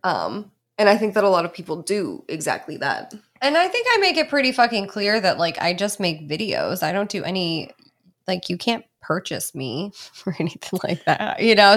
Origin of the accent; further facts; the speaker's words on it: Pittsburgh, Pennsylvania, United States; I'm from Pittsburgh